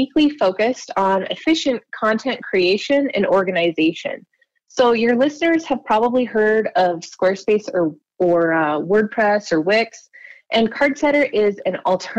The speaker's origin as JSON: {"language": "English", "town": "Baker", "region": "Montana", "country": "United States", "tie": "born or raised there", "also_born_or_lived": "Bozeman / Billings", "lives_now": "Missoula, United States", "said": "I grew up in Baker, Montana, which is way over in the southeast corner of the state."}